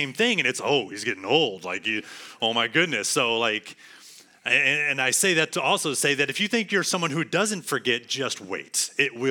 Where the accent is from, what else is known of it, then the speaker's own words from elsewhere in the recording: San Angelo, Texas, United States; moved away as an adult; now in Arlington, United States; I moved here to Arlington last year, just before summer, from San Angelo, 4 hours away, San Angelo campus, my hometown, where I've been all my life pretty much